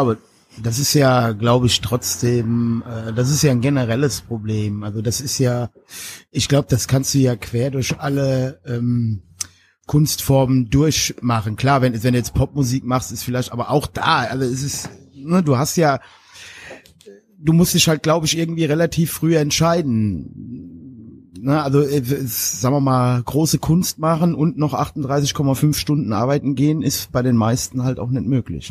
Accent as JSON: {"language": "German", "country": "Germany", "moved": "yes", "lives_now": "Mainz-Kastell, Germany", "said": "ich komme aus dem Westerwald"}